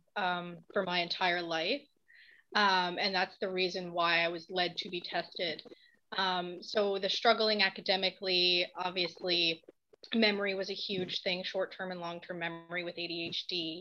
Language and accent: English; St. John's, Newfoundland and Labrador, Canada; I'm from St. John's, Newfoundland